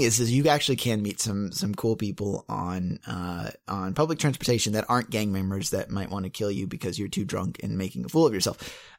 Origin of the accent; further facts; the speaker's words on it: Bump Hill, South Carolina, United States; And this is in my hometown, your hometown too. We come from Bump Hill, South Carolina.